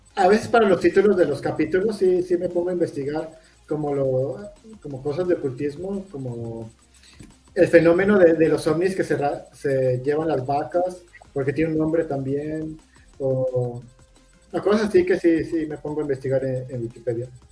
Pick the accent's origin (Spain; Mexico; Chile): Mexico; somos mexicanos